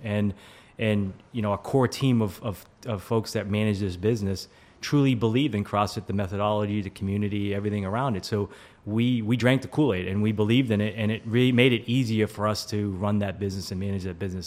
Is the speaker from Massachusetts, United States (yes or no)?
yes; Walpole, Massachusetts, United States; I am originally from the Boston area. Uh, grew up in Walpole, Massachusetts, small suburb outside of uh, Boston, like 20 minutes south